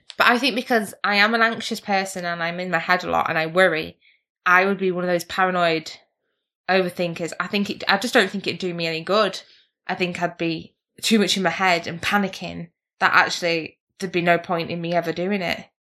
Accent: England, United Kingdom; we're English people

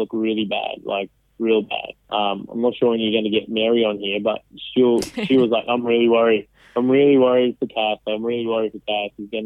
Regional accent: Sri Lanka; I'm from Sri Lanka

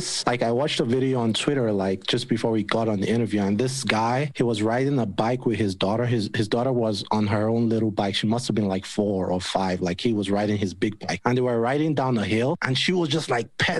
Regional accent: Nigeria; moved away; Like I lived in Nigeria at the time. I was growing up in Nigeria

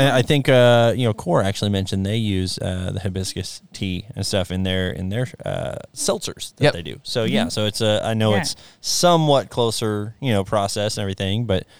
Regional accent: Fort Scott, Kansas, United States; moved away; I grew up in Fort Scott, Kansas, which was 45-ish minutes south of there.

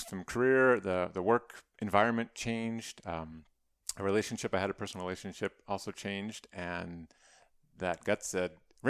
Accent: Arizona, United States; also born or lived in Phoenix, United States; So I was originally from Arizona, grew up in a really small town in northeastern Arizona, went to college, NAU, Flagstaff, and then I lived in Phoenix for about 17 years.

